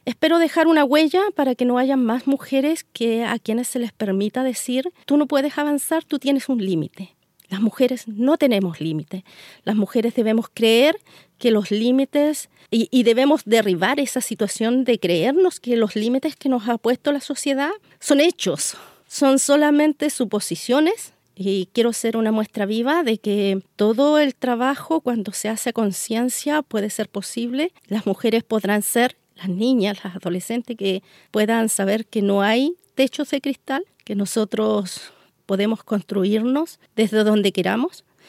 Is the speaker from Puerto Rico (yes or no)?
no; Chile; soy una mujer eh, de región, una mujer mapuche, comunera, que vive de la tierra y me volví a mi tierra